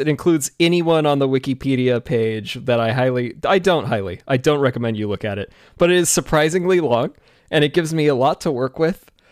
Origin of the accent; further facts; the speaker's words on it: Washington, United States; I'm from Washington State